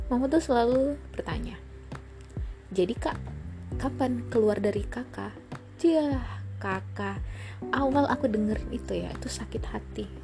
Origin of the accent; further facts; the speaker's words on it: North Sumatra, Indonesia; now in Jakarta, Indonesia; aku ini adalah orang Batak yang mencari sesuap nasi ke kota Jakarta sama dengan uh, para perantau-perantau lainnya.